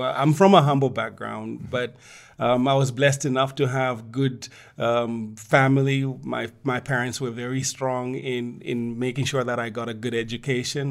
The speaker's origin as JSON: {"language": "English", "town": "Ndola", "region": "Copperbelt Province", "country": "Zambia", "tie": "born or raised there", "lives_now": "Lusaka, Zambia", "said": "I grew up in Ndola, which was the processing town"}